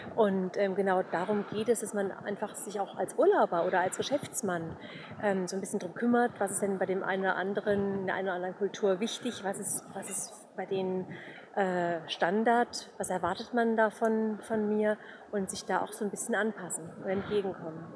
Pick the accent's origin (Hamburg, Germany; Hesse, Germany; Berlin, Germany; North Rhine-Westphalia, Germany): Hesse, Germany; Offenbach; now in Bavaria, Germany; ich komme ursprünglich aus Offenbach